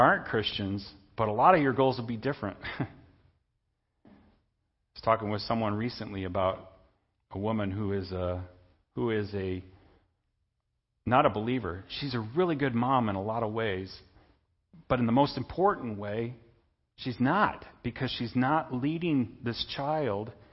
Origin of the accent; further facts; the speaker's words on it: Indiana, United States; I'm an American citizen. I'm a citizen of Indiana. I'm a Hoosier.